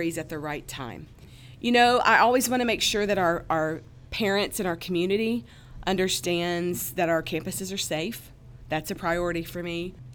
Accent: Mississippi, United States; growing up, I grew up in Mississippi

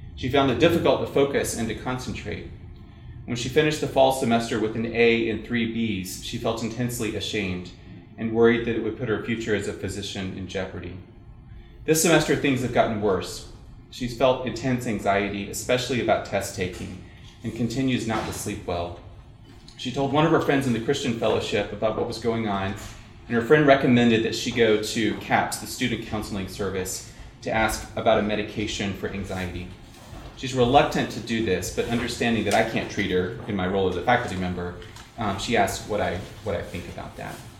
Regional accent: South Carolina, United States; I grew up in South Carolina

